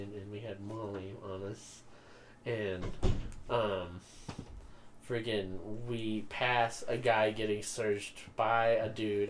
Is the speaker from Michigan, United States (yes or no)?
no; Utah, United States; Yeah, we're from Utah